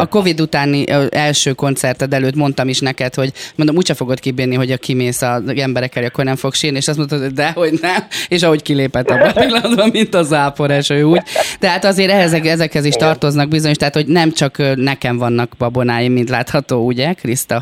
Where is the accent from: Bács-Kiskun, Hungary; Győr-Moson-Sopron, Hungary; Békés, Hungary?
Békés, Hungary; now in Budapest, Hungary; én Békés megyei vagyok